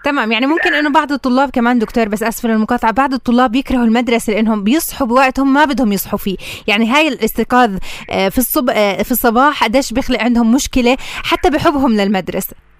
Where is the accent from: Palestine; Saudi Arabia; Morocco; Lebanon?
Palestine; عندنا بفلسطين